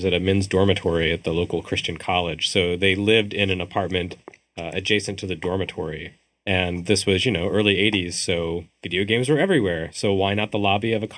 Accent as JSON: {"language": "English", "region": "West Texas", "country": "United States", "tie": "born or raised there", "moved": "yes", "said": "Grew up in West Texas"}